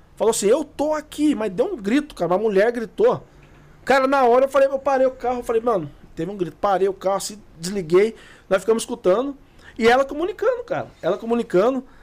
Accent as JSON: {"language": "Portuguese", "town": "Guaratinguetá", "region": "São Paulo", "country": "Brazil", "said": "Nós somos de Guaratinguetá"}